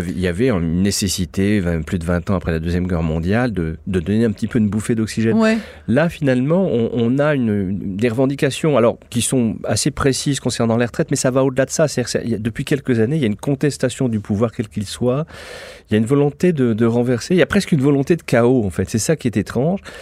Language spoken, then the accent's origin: French; France; je suis français, j'adore mon pays, je suis fier d'être français